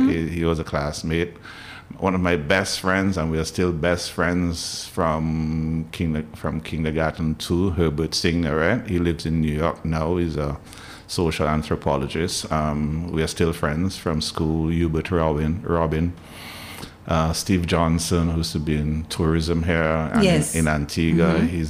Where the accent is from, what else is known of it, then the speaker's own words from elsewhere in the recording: Newtown, Barbados; but definitely growing up in Newtown, you didn't have a choice. There's cricket season, you played cricket.